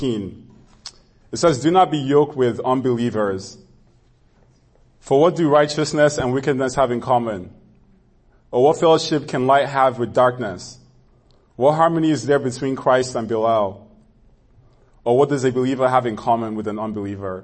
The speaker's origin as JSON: {"language": "English", "country": "Nigeria", "tie": "born or raised there", "moved": "yes", "said": "growing up in Nigeria"}